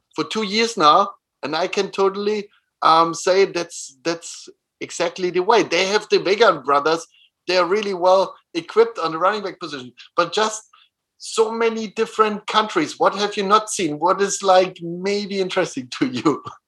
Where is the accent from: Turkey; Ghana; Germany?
Germany; moved away as an adult; also born or lived in Innsbruck, Austria; now in Vienna, Austria; I was born next to Berlin, so I know the environment.